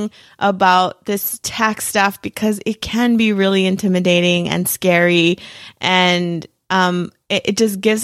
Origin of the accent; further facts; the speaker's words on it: California, United States; now in Arizona, United States; I'm originally from California